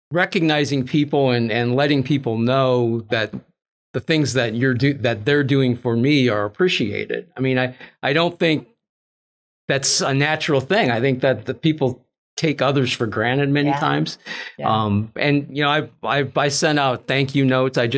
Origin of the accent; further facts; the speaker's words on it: Minneapolis, Minnesota, United States; moved away as an adult; also born or lived in Texas; I grew up in Minnesota